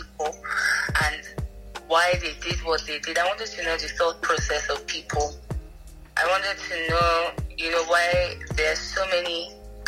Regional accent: Benin City, Edo, Nigeria; also born or lived in Ibadan; If anybody knows Edo State, I grew up in Benin

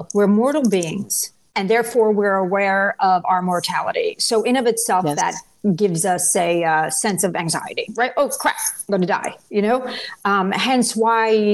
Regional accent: Italy; moved away; I was born in Italy

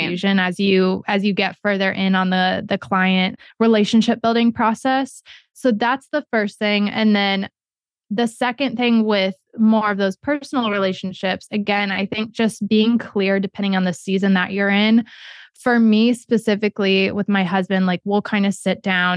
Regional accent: Ohio, United States; moved away; also born or lived in New York City / Florida / Orlando / Kentucky; I was born in Ohio, raised there, lived in Florida for a long time, moved to Orlando, moved to Kentucky

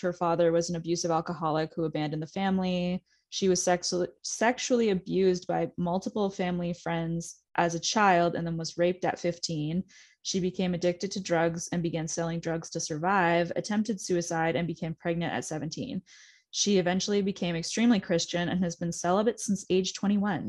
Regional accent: Pickering, Ontario, Canada; I'm from Pickering, Ontario

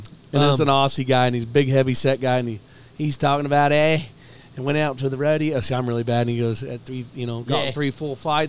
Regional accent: Midwest, United States; growing up in the Midwest

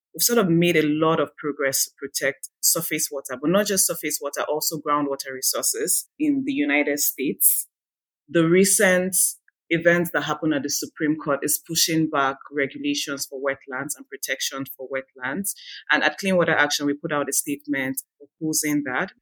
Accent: Nigeria; now in California, United States; I am originally from Nigeria

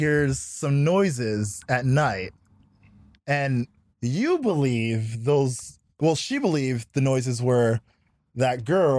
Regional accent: Canada; also born or lived in Montreal; we're Canadian, we live in Montreal.

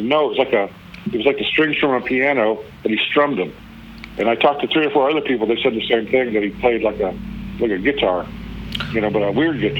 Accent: Honolulu, Hawaii, United States; now in Austin, United States; I was from Honolulu, and I had a biker T-shirt business with a tattoo artist

